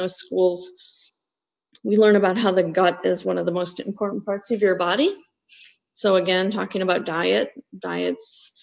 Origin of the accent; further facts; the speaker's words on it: Wisconsin, United States; I grew up in Wisconsin